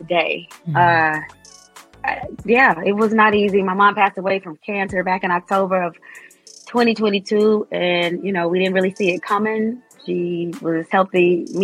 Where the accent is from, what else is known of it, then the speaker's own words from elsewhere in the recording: Las Vegas, Nevada, United States; moved away as an adult; now in Atlanta, United States; my hometown of Las Vegas